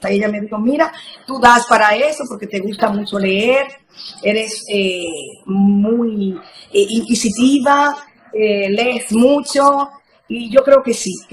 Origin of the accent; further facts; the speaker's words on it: Sabaneta, Antioquia, Colombia; Yo nací en Sabaneta, es mi pueblo maravilloso. Allí crecí, eh, eh, fui muy, muy feliz junto a mis padres, mis tres hermanas.